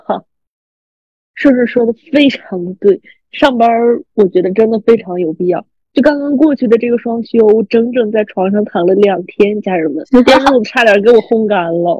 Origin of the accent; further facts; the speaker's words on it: Northeast China, China; moved away; 那个暑假我也会东北了